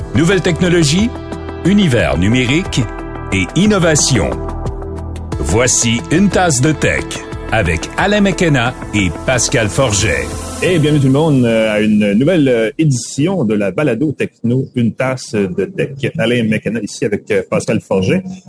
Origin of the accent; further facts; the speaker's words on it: Montreal, Quebec, Canada; j'étais de Montréal